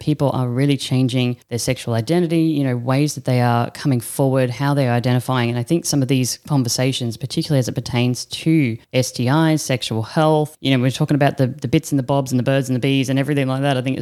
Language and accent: English; Australia; now in Netherlands; I'm an Aussie sitting in the Netherlands right now